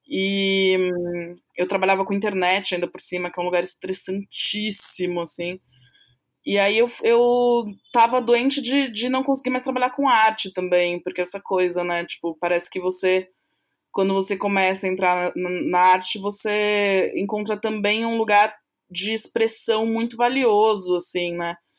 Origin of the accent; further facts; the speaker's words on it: São Paulo, Brazil; eu sou paulista aqui de São Paulo, né, paulistana, São Paulo capital